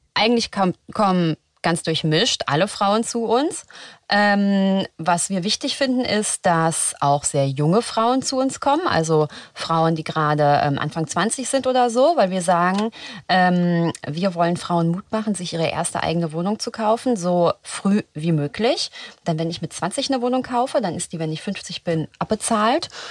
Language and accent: German; Frankfurt, Hesse, Germany; now in Berlin, Germany; ich komme aus Frankfurt